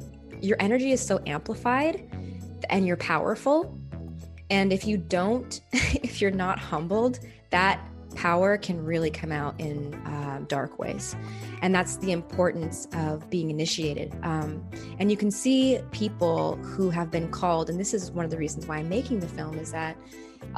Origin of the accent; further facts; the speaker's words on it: Canada; the place that I was born in Canada